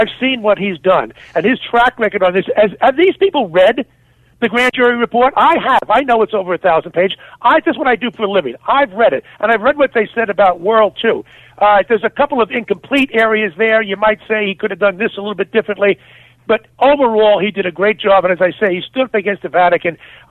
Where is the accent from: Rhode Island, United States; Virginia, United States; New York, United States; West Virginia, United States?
New York, United States; also born or lived in Pittsburgh; I'm a New Yorker.